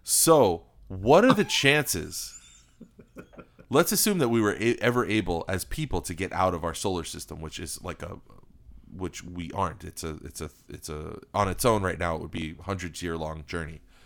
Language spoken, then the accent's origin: English; United States; Being an American